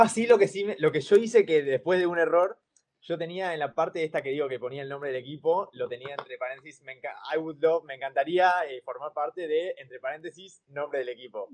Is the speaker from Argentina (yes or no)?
yes; Argentina; moved away as an adult; also born or lived in Finland; yo soy un argentino viviendo en Finlandia